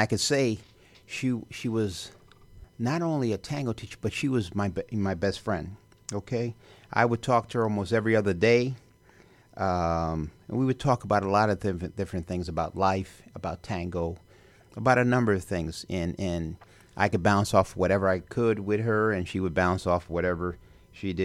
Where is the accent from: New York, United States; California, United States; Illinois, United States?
Illinois, United States; Chicago; I was from Chicago